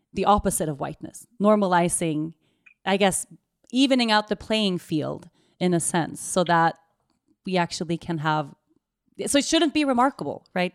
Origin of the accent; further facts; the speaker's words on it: Sweden; moved away; I'm Swedish, born and raised in Sweden.